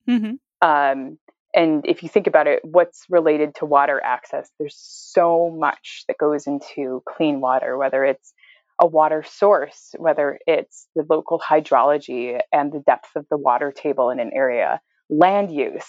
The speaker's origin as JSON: {"language": "English", "town": "Buffalo", "region": "New York", "country": "United States", "tie": "born or raised there", "said": "I grew up in Buffalo, which is totally disgusting"}